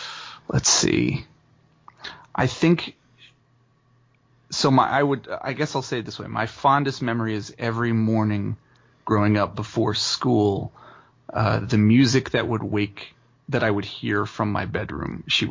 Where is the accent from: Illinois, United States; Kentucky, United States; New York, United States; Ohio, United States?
Ohio, United States; Dayton; I'm a singer-songwriter born and raised in Dayton, Ohio.